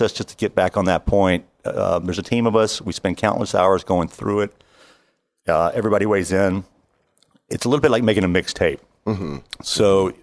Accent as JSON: {"language": "English", "town": "Memphis", "region": "Tennessee", "country": "United States", "tie": "born or raised there", "said": "I grew up here in Memphis listening to a lot of classic rock"}